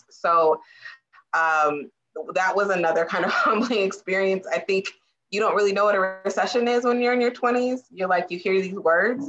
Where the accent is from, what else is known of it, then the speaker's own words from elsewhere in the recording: Germany; born there; also born or lived in South Carolina / Virginia; Now I'm a military brat. I was born in Germany. I lived in South Carolina, lived in Virginia. Moving was not a foreign concept for me